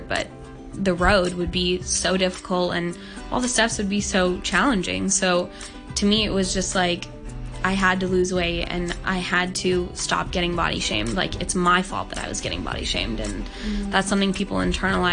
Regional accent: Hong Kong; I was born and raised in Hong Kong

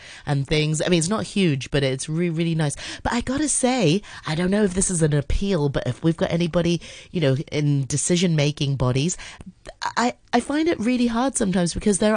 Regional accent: Hong Kong; we're from Hong Kong. We've lived in Hong Kong all our lives

